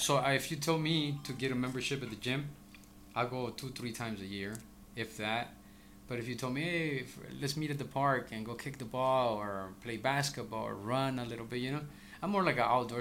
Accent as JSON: {"language": "English", "country": "El Salvador", "moved": "yes", "lives_now": "Bakersfield, United States", "said": "I'm originally from El Salvador. I migrated here, you know, around uh, 1989"}